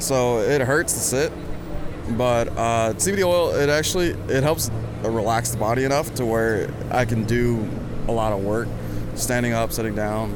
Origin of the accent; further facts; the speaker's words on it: Houston, Texas, United States; moved away as an adult; now in Corpus Christi, United States; Born and raised in Houston. I currently live in Corpus right now